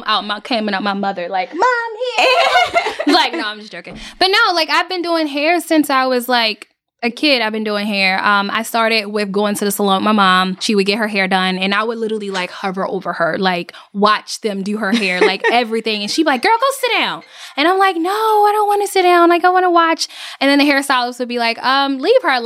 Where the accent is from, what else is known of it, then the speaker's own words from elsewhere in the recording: Baltimore, Maryland, United States; moved away as an adult; now in Atlanta, United States; I've been in Atlanta for 7 years. I'm from Baltimore, Maryland